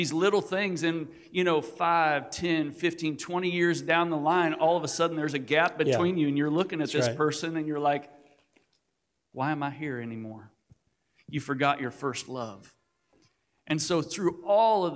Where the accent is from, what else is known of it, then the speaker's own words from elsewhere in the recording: Missouri, United States; we're from Missouri. We're rednecks